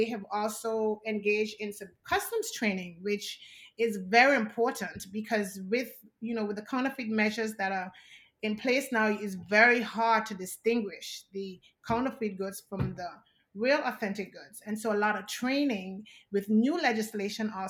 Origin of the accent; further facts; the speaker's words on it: Anguilla; St. Martin is very 11 miles from Anguilla, but it's French and Dutch, and we're British